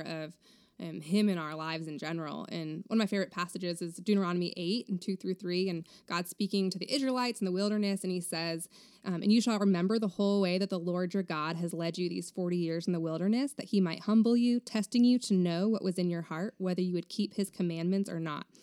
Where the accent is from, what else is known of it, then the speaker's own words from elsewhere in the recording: Vermont, United States; moved away as an adult; also born or lived in Texas; now in Round Rock, United States; I grew up in Vermont until I was eighteen when I moved to Texas to go to Baylor University